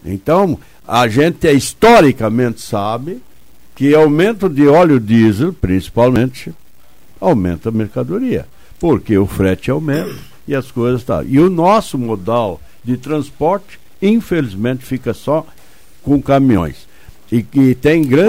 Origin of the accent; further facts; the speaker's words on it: Brazil; quando era guri, lá em Trombuto.